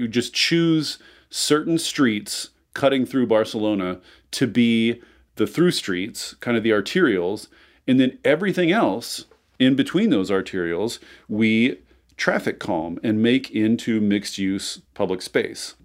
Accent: Seattle, Washington, United States; I'm from Seattle

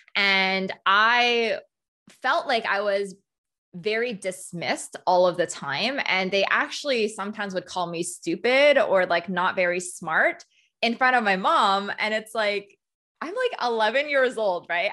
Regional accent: Canada; also born or lived in Hong Kong; I was born in Hong Kong, um, and I moved to Canada when I was three

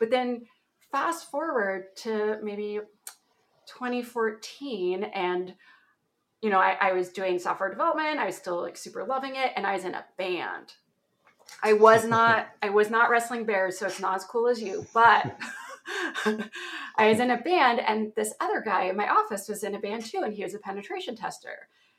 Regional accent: Ontario, Canada; accent: Canadian

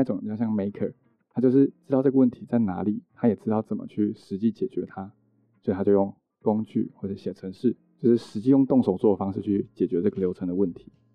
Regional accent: Yunlin County, Taiwan; moved away as an adult; also born or lived in Hsinchu / Taipei; 我其实是云林的，就在云林念，就是从一路这样念到高中都在云林哦

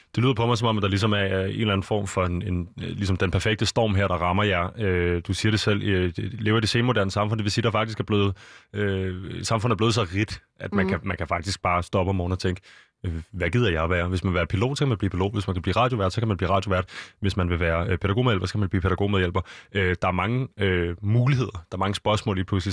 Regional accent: Denmark; vi er danskere

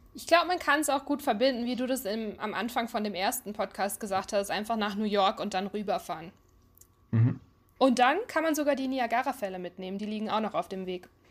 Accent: Ruhr area, North Rhine-Westphalia, Germany; moved away as an adult; now in United States; ich bin ein Ruhrpott-Kind.

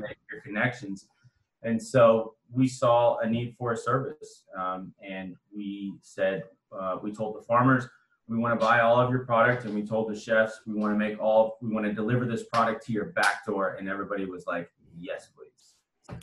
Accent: Austin, Texas, United States; I'm born and raised in Austin

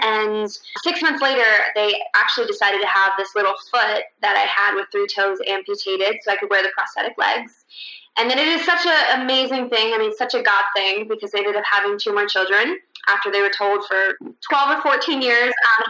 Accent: Russia; born there; I was born in Russia, born to a 16-year-old Russian girl, and due to a birth defect, she just couldn't take care of me.

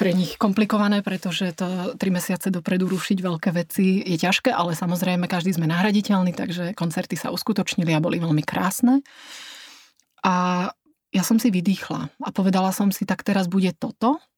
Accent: Slovakia; now in Dresden, Germany; Ja som v Drážďanoch bola od roku 2000 a ja som tam šťastná. Ja um, uh, som Slovenka telom aj dušou.

